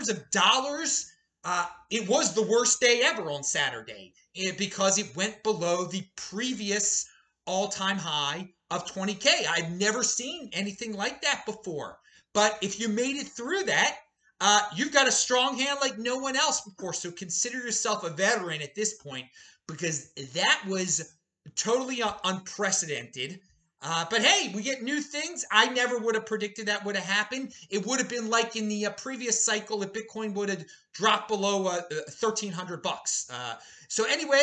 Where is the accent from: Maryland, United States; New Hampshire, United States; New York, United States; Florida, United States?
Maryland, United States; Baltimore; now in Boise, United States; I'm in Boise, the city of the 2020s. I'm originally from Baltimore, the city of the 1820s